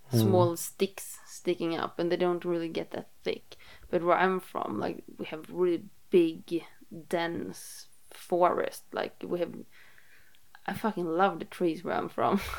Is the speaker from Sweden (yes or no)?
yes; South Sweden, Sweden; English is a second language; I'm I'm from South Sweden, but I'm like the north part of the south.